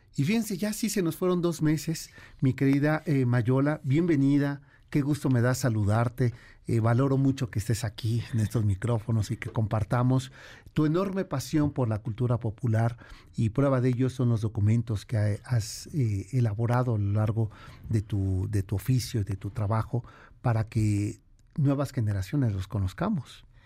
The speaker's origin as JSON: {"language": "Spanish", "region": "Mexico City", "country": "Mexico", "accent": "tonadita capitalina", "said": "la propia tonadita que tenemos los capitalinos"}